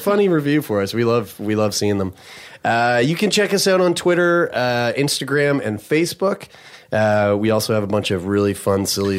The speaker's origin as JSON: {"language": "English", "town": "Halifax", "region": "Nova Scotia", "country": "Canada", "said": "we're three guys from Halifax."}